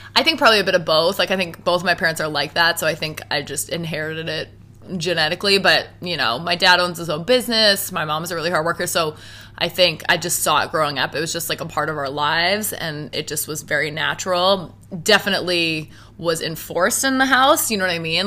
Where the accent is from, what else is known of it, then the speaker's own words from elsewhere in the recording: Halifax, Nova Scotia, Canada; moved away as an adult; now in Toronto, Canada; I was born and raised in Halifax